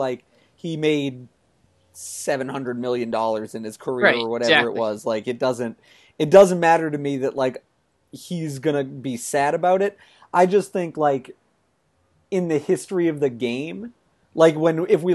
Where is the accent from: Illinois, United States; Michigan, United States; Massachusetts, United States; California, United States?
Massachusetts, United States; Boston; I'm from Boston